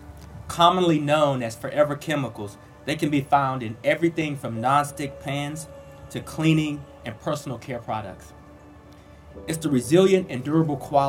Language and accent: English; North Carolina, United States; moved away; it feels good to be back in my home state. There's no place like North Carolina